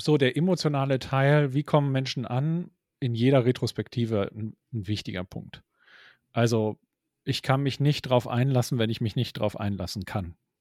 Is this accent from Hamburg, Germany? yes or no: yes; Hamburg, Germany; wir sind ja Hamburger und kommen aus dem Norden